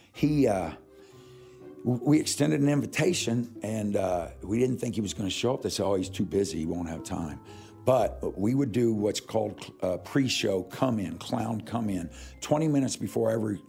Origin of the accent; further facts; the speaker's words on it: Kansas City, United States; moved away; I'm from Kansas City